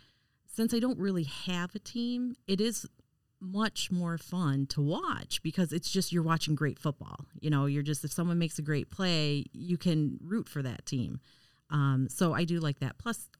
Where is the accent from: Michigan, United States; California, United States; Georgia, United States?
Michigan, United States; Detroit; I come from Detroit